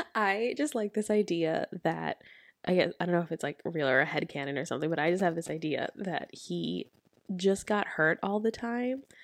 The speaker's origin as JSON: {"language": "English", "country": "United States", "moved": "yes", "lives_now": "United Kingdom", "said": "I'm American"}